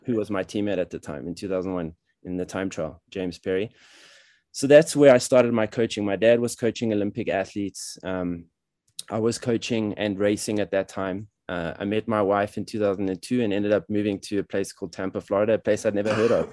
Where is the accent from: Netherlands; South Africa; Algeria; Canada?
South Africa; moved away as an adult; also born or lived in Paris, France; now in Colorado, United States; I was born in South Africa, but my parents are European, French, and German. So I grew up in South Africa